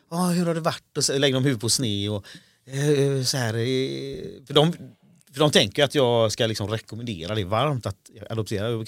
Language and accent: Swedish; Sweden; also born or lived in India; Ja precis, jag är, Indien. Jag är adopterad